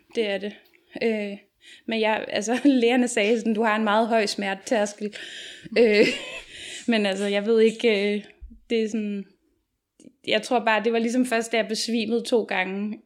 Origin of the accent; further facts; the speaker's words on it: Copenhagen, Capital Region of Denmark, Denmark; nu kommer jeg her fra København